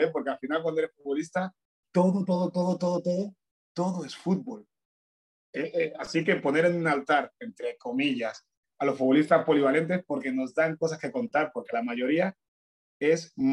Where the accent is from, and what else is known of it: Fuerteventura, Canary Islands, Spain; born or raised there; also born or lived in Añisoc, Equatorial Guinea